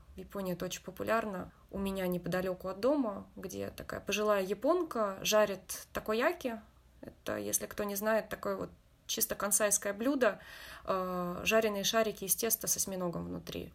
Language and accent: Russian; Russia; now in Japan; я из России